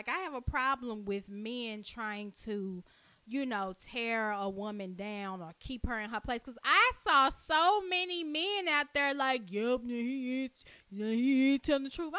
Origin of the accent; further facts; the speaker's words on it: Dallas, Texas, United States; when you growing up in Oak Cliff